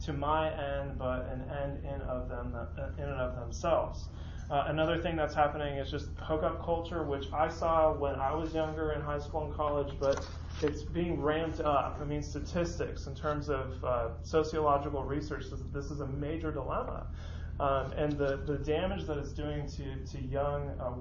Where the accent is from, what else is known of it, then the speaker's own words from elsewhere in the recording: San Francisco, California, United States; moved away; I grew up in San Francisco